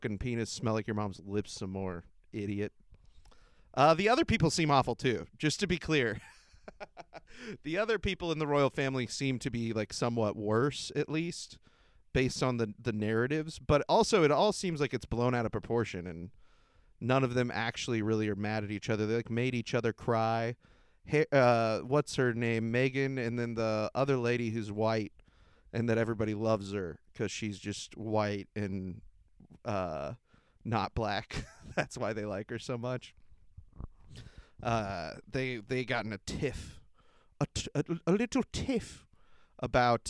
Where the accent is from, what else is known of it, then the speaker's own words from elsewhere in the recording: United States; I'm American.